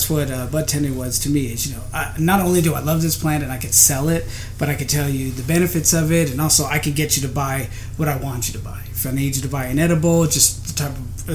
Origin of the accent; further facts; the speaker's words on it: Los Angeles, California, United States; also born or lived in Bakersfield, California; now in Las Vegas, United States; I'm actually from San Fernando Valley, California